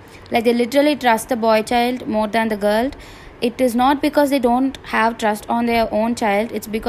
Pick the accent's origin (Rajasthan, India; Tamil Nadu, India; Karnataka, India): Tamil Nadu, India; Tirupur; now in Coimbatore, India; I'm from Tirupur studying in Coimbatore.